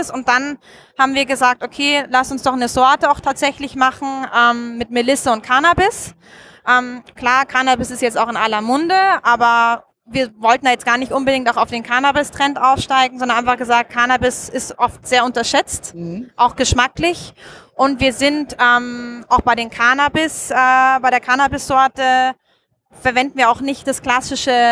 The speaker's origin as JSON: {"language": "German", "town": "Munich", "region": "Bavaria", "country": "Germany", "lives_now": "Austria", "said": "Ich komme ursprünglich aus München. Mhm. Also ich bin tatsächlich auch eine Deutsche, aber lebe schon seit über zehn Jahren nicht mehr in Deutschland."}